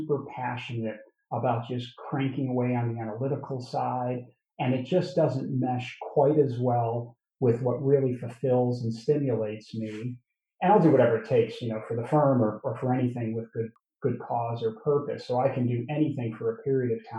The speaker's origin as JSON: {"language": "English", "town": "Chicago", "region": "Illinois", "country": "United States", "said": "I'm from Chicago"}